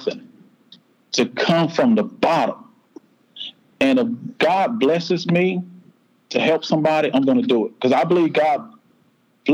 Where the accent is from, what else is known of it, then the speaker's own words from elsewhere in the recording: South Florida, United States; now in Shelby, United States; I grew up in South Florida, a single parent